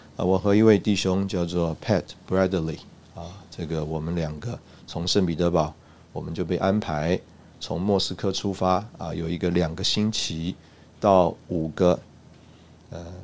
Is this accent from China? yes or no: no; Taipei, Taiwan; moved away as an adult; also born or lived in Russia; 我自己是在台北长大